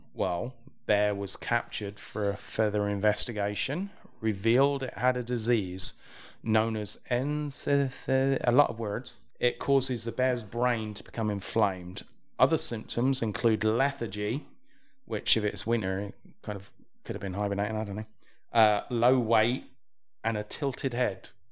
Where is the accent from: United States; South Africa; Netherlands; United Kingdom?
United Kingdom; England; I'm English.